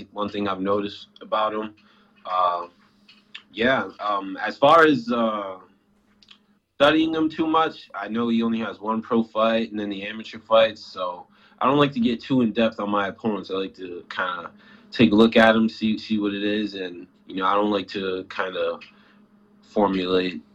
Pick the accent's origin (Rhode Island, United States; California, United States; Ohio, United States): Rhode Island, United States; my home state